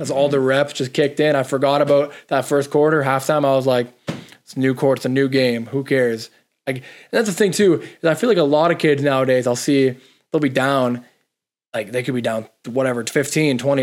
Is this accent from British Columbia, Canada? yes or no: no; Toronto, Ontario, Canada; this is Toronto. It's my hometown, like the city